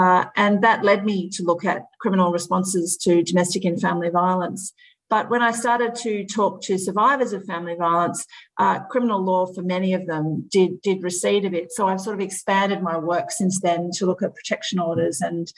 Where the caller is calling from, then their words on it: Melbourne, Victoria, Australia; I'm joining you from Melbourne in Victoria in Australia